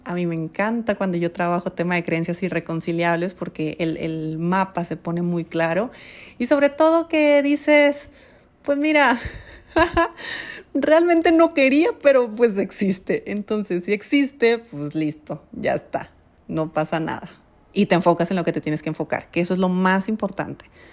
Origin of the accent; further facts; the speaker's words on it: Mexico; como mexicana viviendo en mi país